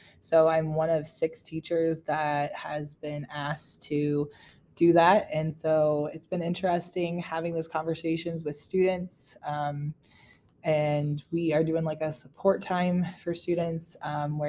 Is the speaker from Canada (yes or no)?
no; Downing, Missouri, United States; moved away; I am from Northeast Missouri, a small community, Downing, Missouri. I graduated from Schuyler County.